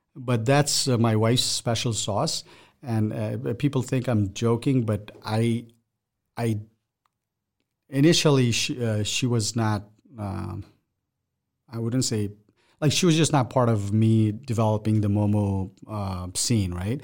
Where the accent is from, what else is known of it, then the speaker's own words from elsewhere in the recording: Nepal; now in Omaha, United States; my background is I come from Nepal. That's where I'm from.